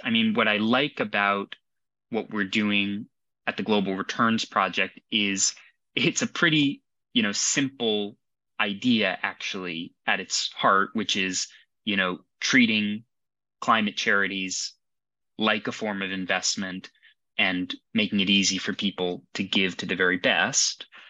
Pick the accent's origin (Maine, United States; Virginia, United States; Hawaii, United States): Virginia, United States; Arlington; moved away as an adult; now in London, United Kingdom; I'm originally from Arlington, Virginia.